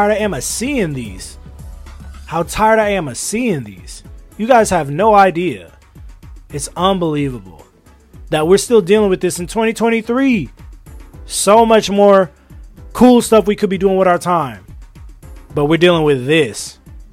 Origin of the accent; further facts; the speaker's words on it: United States; I'm an American